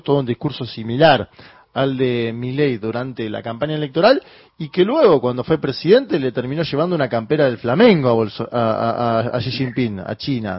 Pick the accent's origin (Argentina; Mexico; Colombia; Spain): Argentina; nuestro país